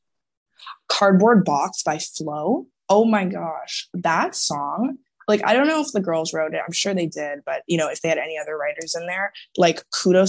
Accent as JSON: {"language": "English", "town": "Toronto", "region": "Ontario", "country": "Canada", "said": "I'm from Toronto"}